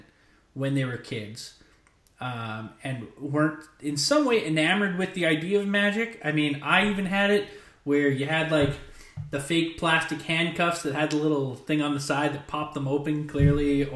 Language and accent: English; Canada; I'm from Canada